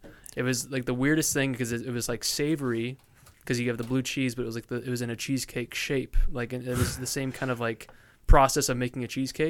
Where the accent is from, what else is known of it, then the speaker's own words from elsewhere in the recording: Orange County, California, United States; my parents are like, "Oh, Orange County."